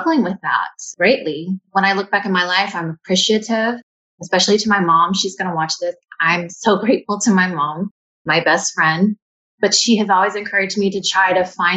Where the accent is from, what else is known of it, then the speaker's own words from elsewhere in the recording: Maryville, Tennessee, United States; moved away as an adult; also born or lived in American Samoa / Washington, D.C.; now in Hawaii, United States; I was born in American Samoa and adopted. My family was from East Tennessee, a small town called Maryville, Tennessee. And I grew up my whole life in Tennessee